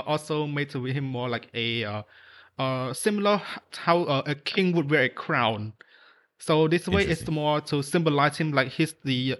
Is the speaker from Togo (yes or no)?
no; Cambodia; I'm obviously from Cambodia.